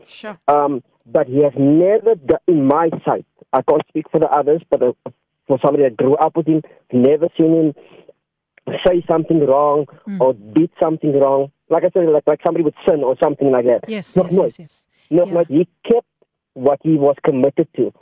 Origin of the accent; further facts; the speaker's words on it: South Africa; ek het opgegroei ja, in Bontival